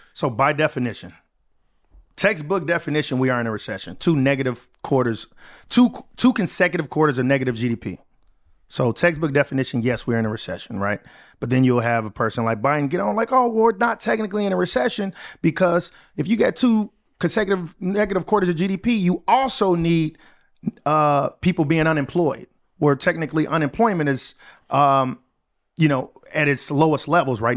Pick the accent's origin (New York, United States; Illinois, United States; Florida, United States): Illinois, United States; Chicago; moved away as an adult; I was able to move back to my hometown, Chicago